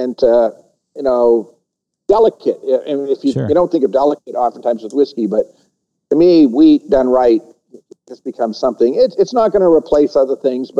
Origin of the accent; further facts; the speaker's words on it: New England, United States; moved away as an adult; now in Cincinnati, United States; My wife and I, we moved from New England out here to Cincinnati.